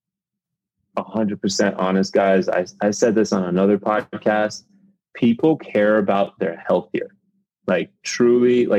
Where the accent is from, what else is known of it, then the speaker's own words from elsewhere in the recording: New York, United States; also born or lived in Miami; now in Chicago, United States; I'm originally from New York